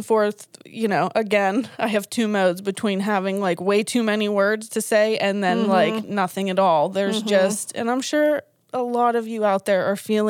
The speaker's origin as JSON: {"language": "English", "town": "Pittsburgh", "region": "Pennsylvania", "country": "United States", "said": "We are obviously from Pittsburgh, PA, as we have said possibly a trillion times. We're here in Pennsylvania."}